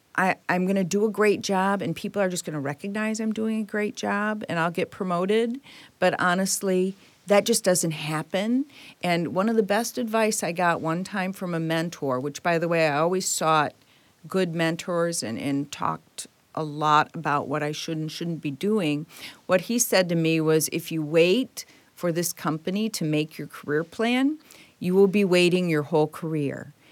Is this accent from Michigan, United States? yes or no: yes; Detroit, Michigan, United States; I was born and raised in Detroit